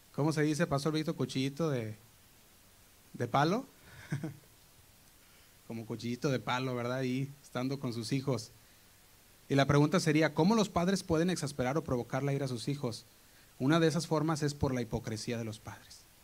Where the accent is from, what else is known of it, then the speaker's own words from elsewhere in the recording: Guadalajara, Jalisco, Mexico; moved away; nosotros ah, venimos de Guadalajara y íbamos a la iglesia Casa Oración Guadalajara. Y el grupo de jóvenes que estábamos ahí